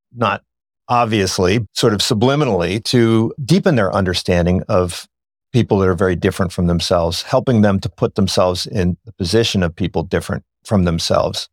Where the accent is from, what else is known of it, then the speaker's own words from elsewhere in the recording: Philadelphia, Pennsylvania, United States; we grew up in Philadelphia